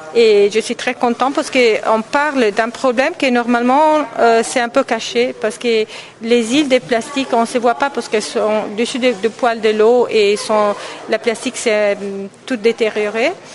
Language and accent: French; Italy; je suis italienne, artiste italienne